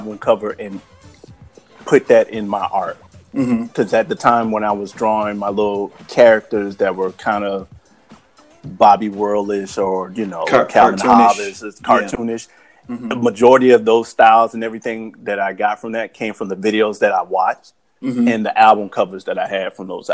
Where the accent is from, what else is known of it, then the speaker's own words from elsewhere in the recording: Lake Mary, Florida, United States; Growing up in Lake Mary during the 90s